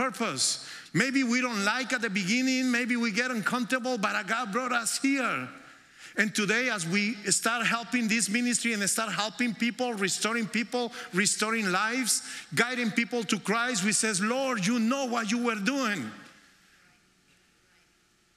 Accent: Colombia; English is a second language; moved away as an adult; also born or lived in New York, United States; now in United States; we came to the United States in 1998 to New York. And we are originally from Colombia

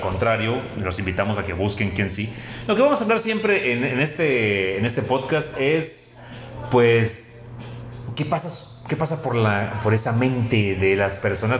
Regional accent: Mexico; nosotros como mexicanos

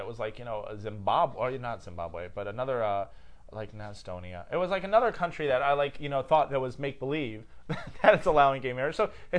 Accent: Australia; I'm from Australia. He'll know it.

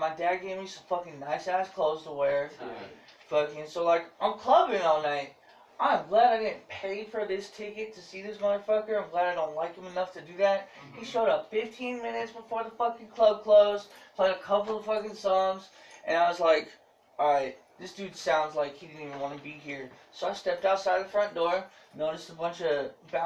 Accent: San Diego, California, United States; California. San Diego.

